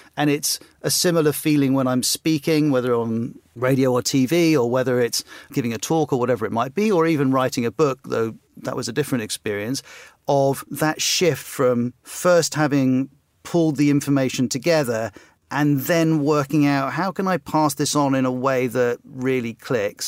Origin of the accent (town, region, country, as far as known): West Cornwall, South West England, United Kingdom; born or raised there; moved away; also born or lived in South Africa / Bahamas / Trinidad and Tobago